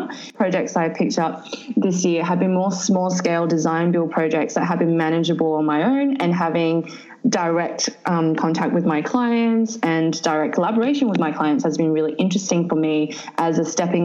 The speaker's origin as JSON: {"language": "English", "town": "Sydney", "region": "New South Wales", "country": "Australia", "tie": "born or raised there", "also_born_or_lived": "southern China", "said": "I actually grew up in Western Sydney, so which is interesting because I live in inner city now"}